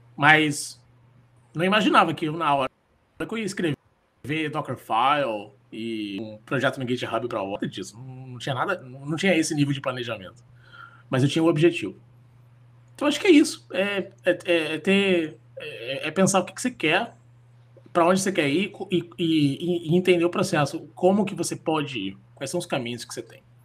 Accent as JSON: {"language": "Portuguese", "town": "Florianópolis", "region": "Santa Catarina", "country": "Brazil", "tie": "born or raised there", "also_born_or_lived": "Rio de Janeiro / São Paulo", "moved": "yes", "said": "eu nasci em Floripa, eu fui morar no Rio de Janeiro, em São Paulo"}